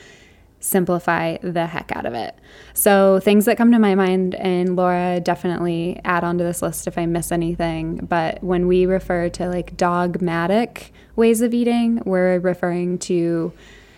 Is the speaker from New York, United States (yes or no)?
no; Arizona, United States; growing up in Arizona, both my parents worked full time